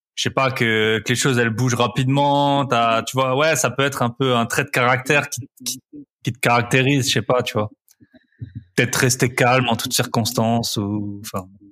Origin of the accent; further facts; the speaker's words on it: Alsace, Grand Est, France; je suis d'Alsace